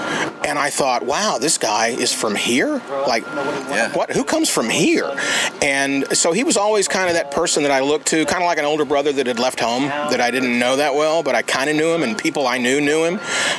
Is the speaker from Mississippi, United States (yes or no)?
yes; Tupelo, Mississippi, United States; He's from my hometown.